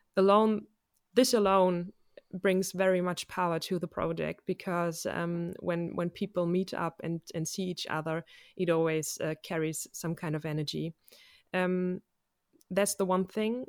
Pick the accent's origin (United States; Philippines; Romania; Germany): Germany; I'm a musician from Germany